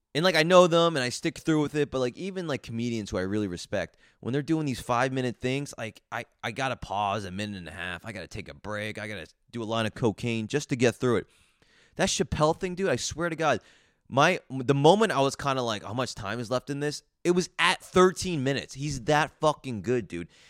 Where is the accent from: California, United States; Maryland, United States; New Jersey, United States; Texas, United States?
New Jersey, United States; I grew up in New Jersey